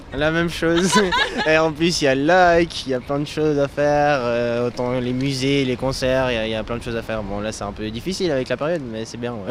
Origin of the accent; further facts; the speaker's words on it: Paris, Île-de-France, France; now in Lausanne, Switzerland; ma ville d'adoption, moi je viens de Paris et euh, je suis venue ici avec mes parents